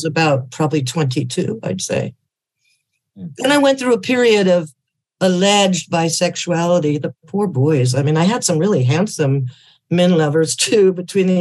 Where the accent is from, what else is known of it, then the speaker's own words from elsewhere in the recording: Berkeley, California, United States; I was raised in Berkeley